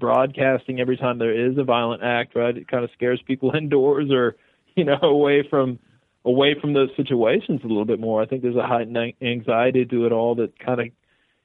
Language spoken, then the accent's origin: English; Texas, United States; accent: Southern; also born or lived in Austin, Texas / Vermont; I'm from Texas. I was born in Austin and then grew up all over Texas